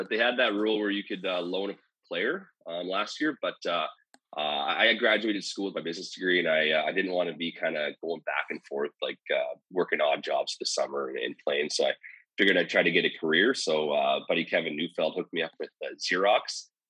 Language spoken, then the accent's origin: English; St. Albert, Alberta, Canada; I'm from St. Albert, Alberta.